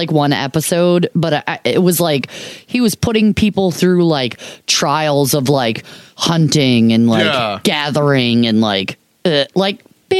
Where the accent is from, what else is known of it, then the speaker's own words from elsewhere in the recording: Michigan, United States; moved away; I'm from Michigan, so a toboggan is a sled.